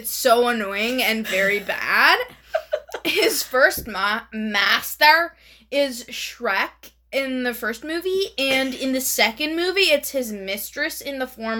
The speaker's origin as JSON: {"language": "English", "region": "Karnataka", "country": "India", "tie": "born or raised there", "first_language": "Kannada", "second_language": "English", "said": "I'm a Kannadiga, right? I was raised in Karnataka. That's where most of my family lives. Mm-hmm. And a common insult in my language, which is Kannada, is katte"}